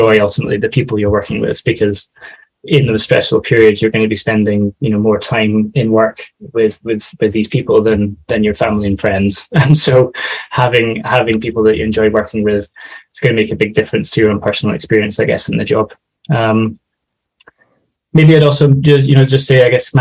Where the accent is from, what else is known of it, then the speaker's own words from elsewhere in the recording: Scotland, United Kingdom; moved away as an adult; also born or lived in London; I'm originally from Scotland, and so I moved down to London for the job